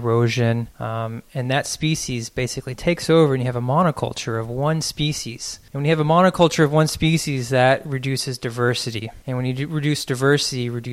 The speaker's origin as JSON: {"language": "English", "town": "Austin", "region": "Texas", "country": "United States", "tie": "born or raised there", "also_born_or_lived": "San Marcos", "said": "I grew up in Austin"}